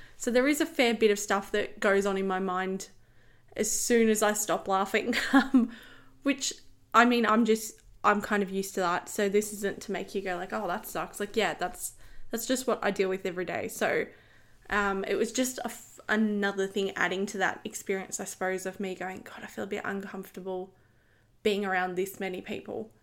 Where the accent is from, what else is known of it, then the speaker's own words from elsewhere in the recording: Australia; I'm Australian. I live here.